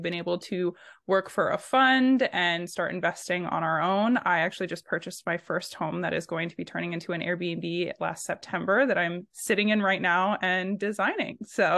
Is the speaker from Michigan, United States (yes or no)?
yes; Michigan, United States; moved away as an adult; also born or lived in Texas; I am 50% of the …, and we're both from Michigan originally. We moved to Texas for a little bit